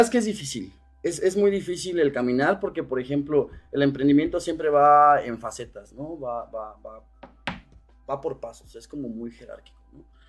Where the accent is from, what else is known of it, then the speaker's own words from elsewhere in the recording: Cuernavaca, Morelos, Mexico; yo soy este emprendedor originario de Cuernavaca, Morelos